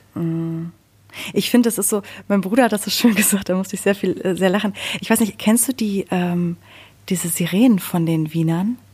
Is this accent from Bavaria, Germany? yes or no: no; Sauerland, North Rhine-Westphalia, Germany; born or raised there